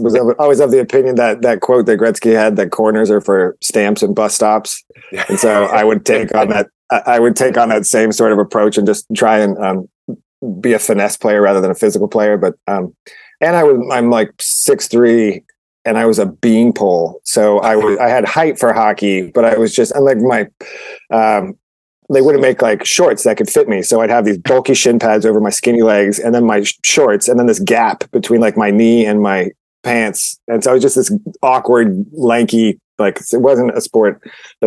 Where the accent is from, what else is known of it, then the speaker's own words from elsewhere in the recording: Santa Clarita, California, United States; also born or lived in Santa Monica / Sherman Oaks; And then my mom moved out to Newhall out by like Magic Mountain in Santa Clarita